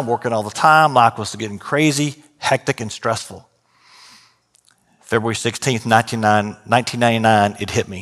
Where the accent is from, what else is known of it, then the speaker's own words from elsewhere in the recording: Austin, Texas, United States; also born or lived in San Marcos, Texas / Houston, Texas; I was growing up in Austin at the time, drove down to San Marcos